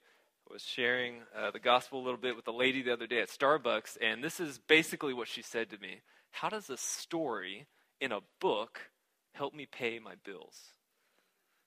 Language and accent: English; Houston, Texas, United States; I grew up in Houston, in what used to be the suburbs of Houston, down 290